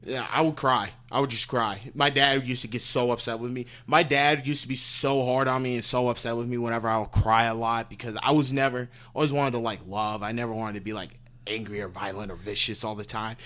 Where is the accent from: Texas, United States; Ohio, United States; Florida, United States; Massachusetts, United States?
Ohio, United States; Parma; moved away; I grew up in a suburb called Parma.